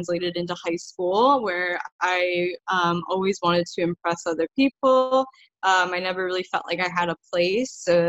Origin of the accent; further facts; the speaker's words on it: Illinois, United States; I grew up in Illinois, which is a state in the USA